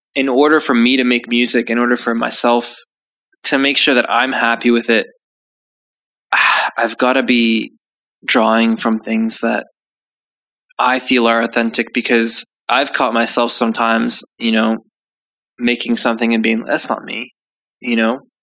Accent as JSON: {"language": "English", "country": "Canada", "moved": "yes", "lives_now": "United Kingdom", "said": "I'm Canadian"}